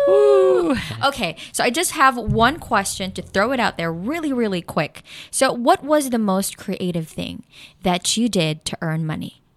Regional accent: Philippines; I'm a Filipino

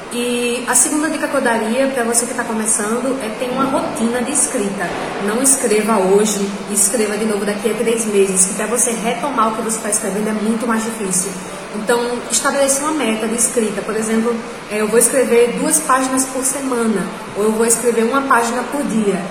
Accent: Rio Largo, Alagoas, Brazil; Tenho 27 anos, sou de Rio Largo, sou alagoana e também sou escritora.

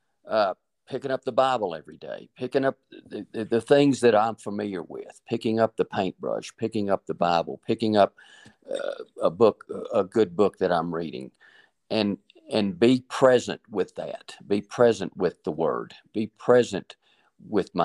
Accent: Lubbock, Texas, United States; I grew up in Lubbock, Texas, where the dirt blows and you take it out of your mouth and you wash it out of your hair

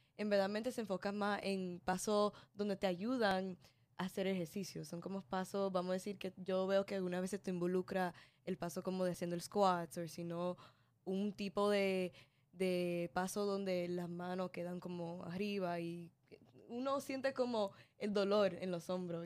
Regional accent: Mexico; yo como mexicana

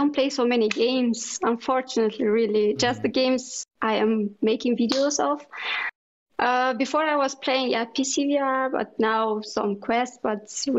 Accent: Moldova; moved away as an adult; now in Germany; No, actually, I am not a German citizen. I'm from Moldova, but I immigrated to Germany. So I live here since 7 years.

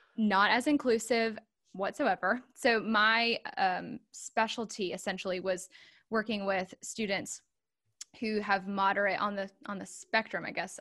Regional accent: Charlotte, North Carolina, United States; moved away as an adult; now in Raleigh, United States; I'm a North Carolina native. I am from the Charlotte area. I live in Raleigh now.

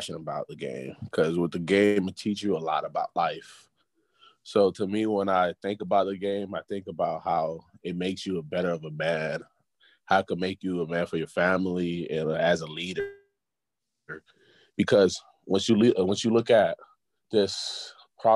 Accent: Pompano Beach, Florida, United States; also born or lived in Haiti; Growing up in Pompano, it was hard. But it wasn't too hard for me because I'm originally from Haiti.

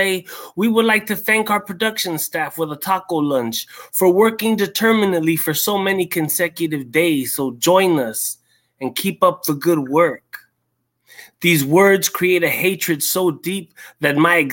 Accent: San Fernando Valley, California, United States; moved away as an adult; now in Pomona, United States; I'm from the San Fernando Valley. Life took me to Pomona. I've been living here for 10 years, going on 11.

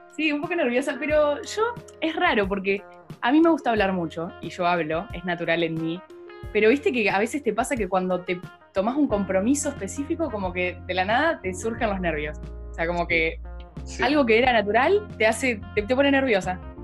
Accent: Buenos Aires Province, Argentina; yo soy de Buenos Aires, estoy igual en una ciudad que está como a tres horas de la capital

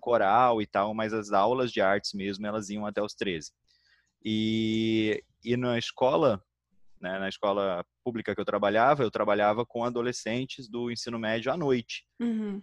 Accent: Curitiba, Paraná, Brazil; now in Rio de Janeiro, Brazil; eu sou curitibano

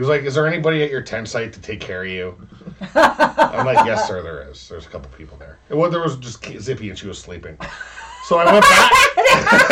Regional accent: Canada; we're Canadian

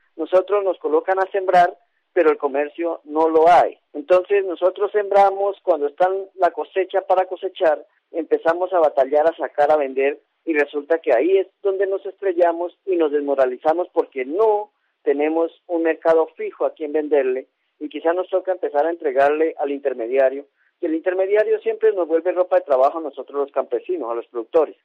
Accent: Colombia; nosotros como colombianos

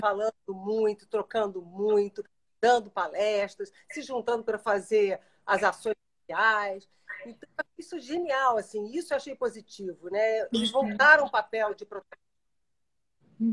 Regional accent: Brazil; como eu sou brasileira

